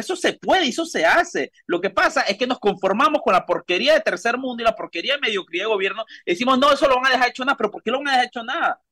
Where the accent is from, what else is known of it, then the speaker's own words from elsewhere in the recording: Panama; nosotros como panameños